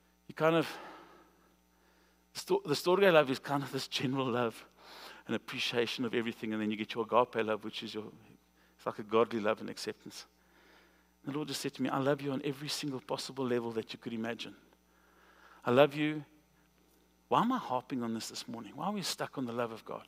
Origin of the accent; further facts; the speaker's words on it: South Africa; moved away; I'm from South Africa